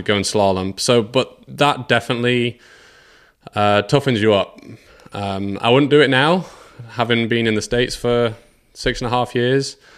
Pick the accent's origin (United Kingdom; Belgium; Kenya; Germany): United Kingdom; England; I, like a lot of kids in England, we s, skied in winter breaking the ice.